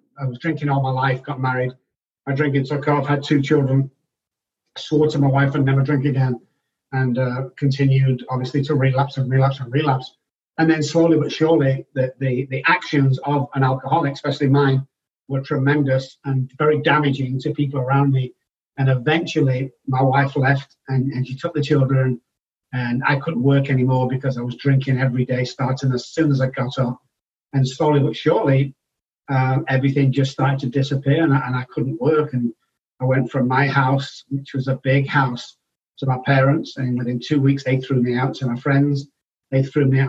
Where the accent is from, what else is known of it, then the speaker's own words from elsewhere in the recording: Manchester, North West England, United Kingdom; moved away as an adult; also born or lived in London / Oxford; now in Texas, United States; I belong back home is where I was born, in Manchester, UK. So I was born in Manchester